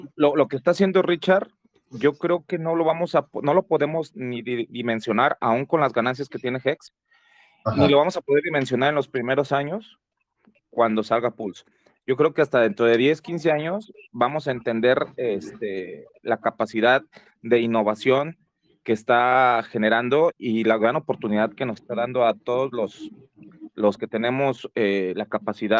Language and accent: Spanish; Mexico; como buenos mexicanos tenemos el güey en la boca